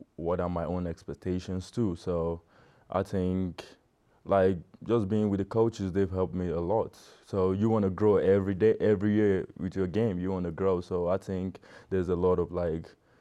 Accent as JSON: {"language": "English", "country": "Nigeria", "moved": "yes", "said": "being a Nigerian"}